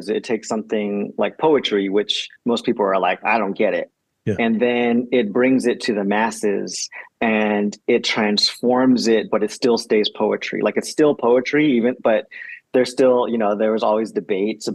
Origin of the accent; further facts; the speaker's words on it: the Bay Area, California, United States; now in Los Angeles, United States; I grew up in the Bay in California